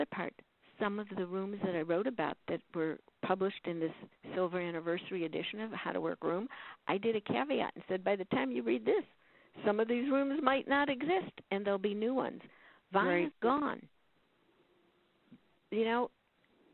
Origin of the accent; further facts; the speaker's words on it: Chicago, Illinois, United States; moved away; I'm originally from Chicago